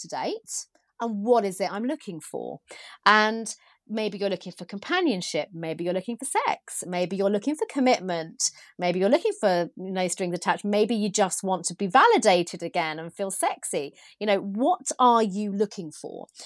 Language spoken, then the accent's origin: English; United Kingdom; being British